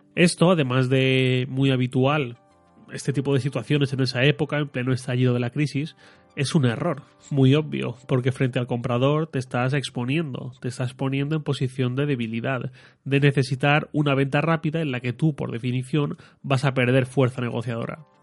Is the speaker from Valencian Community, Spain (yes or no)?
yes; Torrent, Valencian Community, Spain; salí de Torrent, de mi pueblo, a Valencia